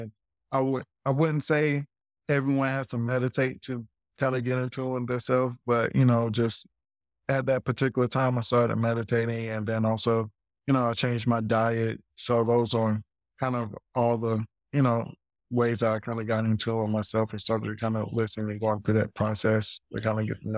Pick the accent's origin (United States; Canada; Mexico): United States; Greenville, South Carolina; I'm like coming from Greenville, South Carolina, where it's like very, very country.